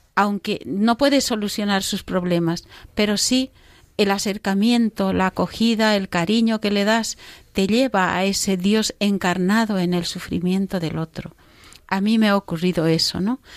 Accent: Bolivia; moved away; he estado en Bolivia, en mi país, en la selva

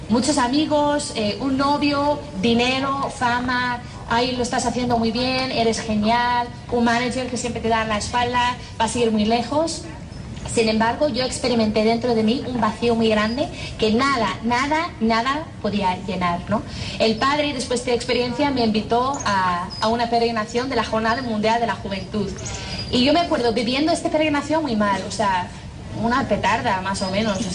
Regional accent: Ireland; accent: Irish; Spanish is a second language; Y, y yo, y además yo hablo con un acento muy fuerte de, Irlanda y nadie me entiende.

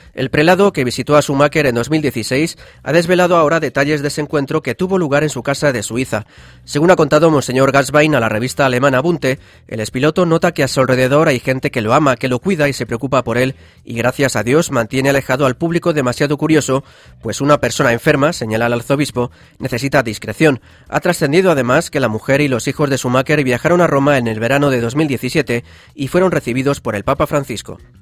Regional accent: San Fernando de Henares, Community of Madrid, Spain; Yo soy de San Fernando de Henares, aquí en la Comunidad de Madrid

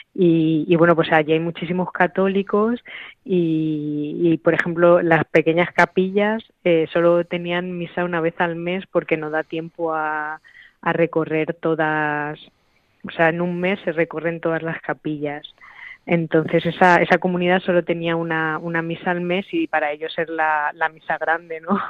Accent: Talavera de la Reina, Castilla-La Mancha, Spain; aquí en mi pueblo, en mi casa, en Talavera

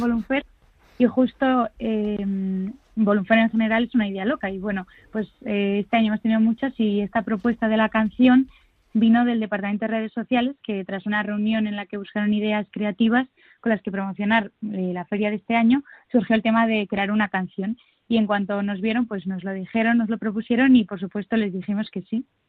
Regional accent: Madrid, Community of Madrid, Spain; quienes somos de Madrid

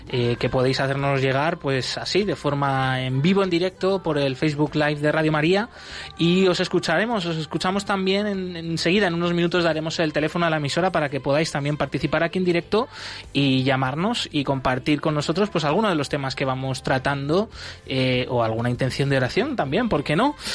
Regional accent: Burkina Faso; first language Mooré; Spanish is a second language; moved away

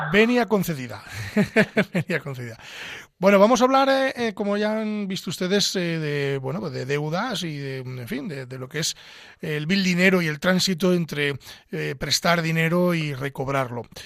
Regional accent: Pedro Bernardo, Castile and León, Spain; soy abulense de Pedro Bernardo, eh, estoy en mi entorno natural

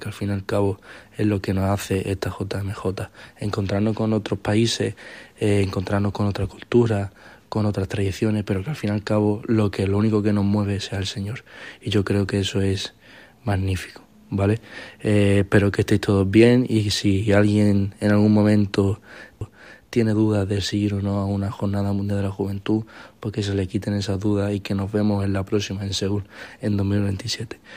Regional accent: Málaga, Andalusia, Spain; soy de Málaga, soy malagueño

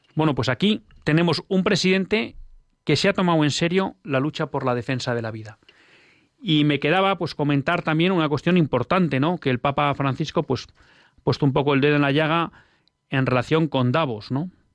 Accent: Bilbao, Basque Country, Spain; yo al final soy de Bilbao

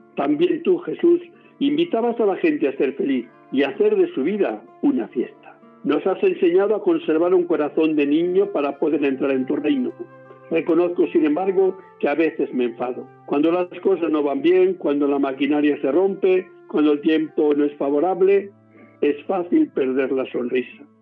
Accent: Cevico de la Torre, Castile and León, Spain; mi pueblo, que es Cívico de la Torre, aquí en Palencia

